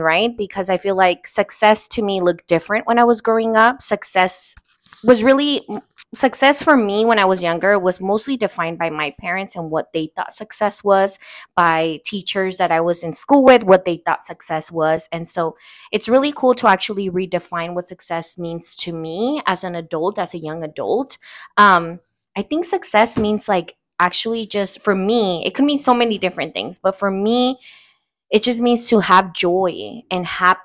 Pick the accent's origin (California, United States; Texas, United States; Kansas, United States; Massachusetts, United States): California, United States; Oakland; first language Spanish; English is a second language; also born or lived in Uruapan, Michoacan, Mexico; I also claim East Oakland. I was raised in East Oakland